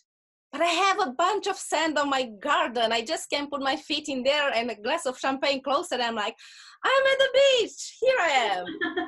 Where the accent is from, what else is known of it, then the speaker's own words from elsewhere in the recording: Russia; accent: Russian; English is a second language; if you hear my accent and then you make me angry, I just say with the Russian accent, my friends are coming after you.